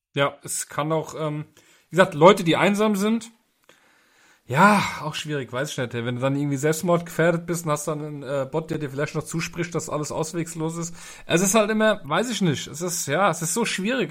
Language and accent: German; Germany; bei uns in Deutschland